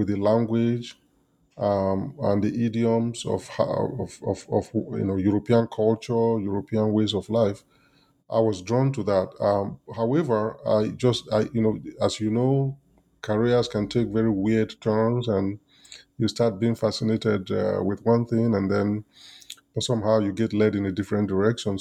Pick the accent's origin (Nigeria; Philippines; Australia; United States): Nigeria; as a kid growing up in Nigeria, going to primary school and secondary school, and then going to the university